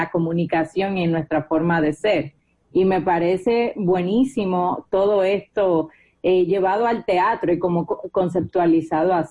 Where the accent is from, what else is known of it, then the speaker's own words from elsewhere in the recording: Dominican Republic; como dominicanos hacemos muchos gestos, nos movemos bastante